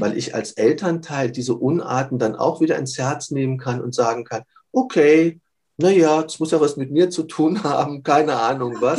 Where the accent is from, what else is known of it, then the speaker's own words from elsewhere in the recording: Bavaria, Germany; also born or lived in Munich; Wir konnten bei uns in Bayern sowohl 12 wie 13 beide machen